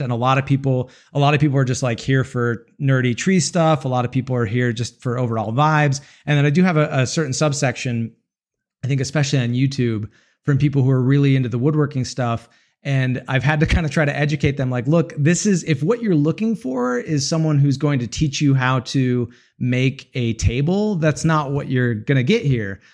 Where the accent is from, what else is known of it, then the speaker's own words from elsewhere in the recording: Utah, United States; I'm from Utah, a lot of mountains around